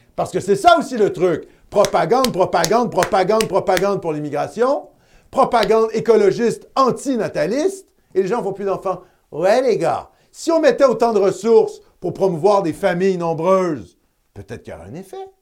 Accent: Quebec, Canada; en tant que Canadien français, en tant que Québécois de souche

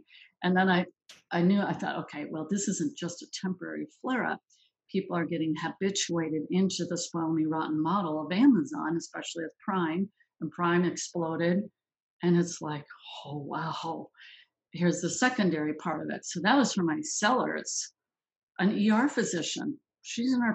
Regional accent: Minneapolis, Minnesota, United States; that's my hometown. I was born in Minneapolis

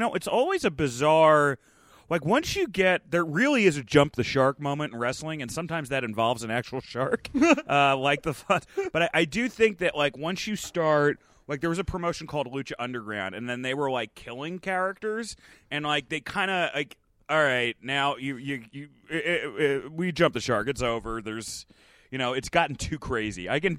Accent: New Jersey, United States; Yeah, I grew up. I mean, I grew up in North Jersey, but, you know. I mean, Stamford was like, you know, 45 minutes away.

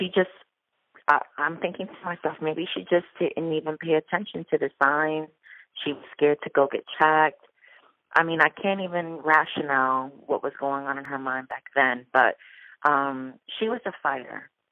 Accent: New York, United States; now in Orlando, United States; I'm originally from New York. I'm Puerto Rican, and I've been living here in Orlando, Florida for about 23 years

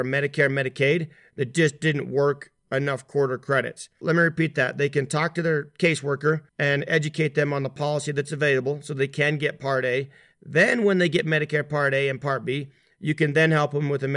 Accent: Utah, United States; here in Utah, where my home

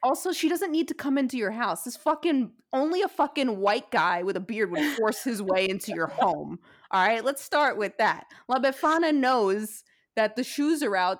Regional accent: New York City, New York, United States; moved away; I grew up in Diker Heights, very close to Bensonhurst

